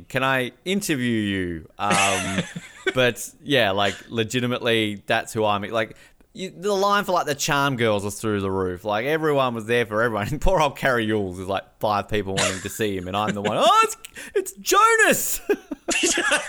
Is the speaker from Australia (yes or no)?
yes; Australia